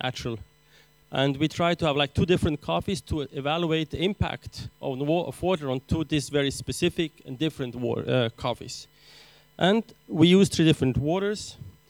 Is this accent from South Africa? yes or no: no; Aleppo, Aleppo Governorate, Syria; now in Switzerland; I'm actually Armenian, born in Syria in Aleppo, but of course now I'm teaching in Switzerland.